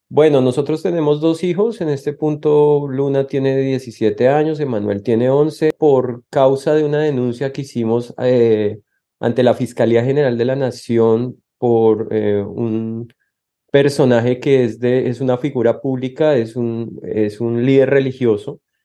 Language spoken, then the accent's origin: Spanish; Colombia; moved away as an adult; now in Texas, United States; Nosotros como colombianos